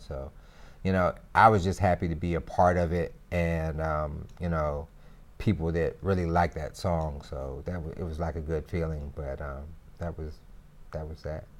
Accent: Greensboro, North Carolina, United States; I'm from Greensboro, North Carolina

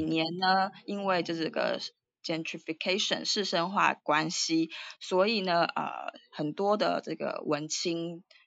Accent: Taipei, Taiwan; moved away as an adult; also born or lived in United States / United Kingdom / Singapore; now in Bangkok, Thailand; 我是台湾台北人

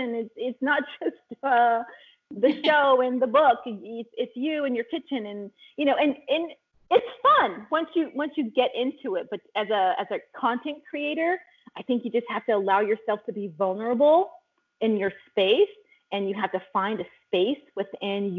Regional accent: California, United States; I grew up in California, Northern California, then Central California, then moved to Southern California

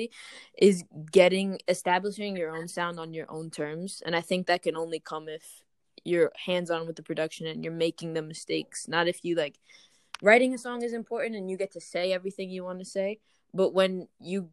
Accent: New York, United States; moved away as an adult; now in Boston, United States; I'm from New York originally

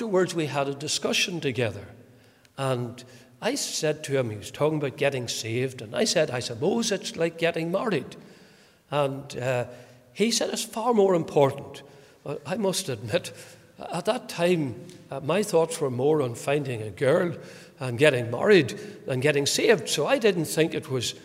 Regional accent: County Fermanagh, Northern Ireland, United Kingdom; also born or lived in Portadown; I was born in Portadown. I grew up in County Fermanagh, but I was born in Portadown.

